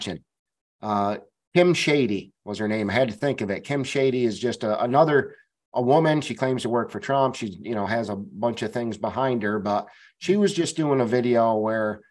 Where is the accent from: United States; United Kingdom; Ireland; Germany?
United States; Bennington, Vermont; I went back to my hometown of Bennington, Vermont